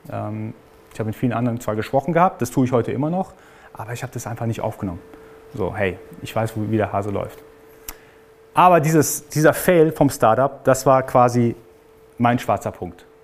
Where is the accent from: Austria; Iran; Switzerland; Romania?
Iran; Also ich bin gebürtiger Iraner, ist nicht so, dass ich jetzt alles mitbekommen habe, sondern ich musste tatsächlich auch dafür arbeiten.